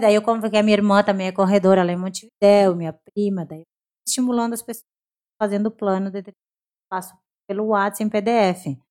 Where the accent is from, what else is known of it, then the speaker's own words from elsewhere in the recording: Brazil; eu sou brasileira, sou brasileira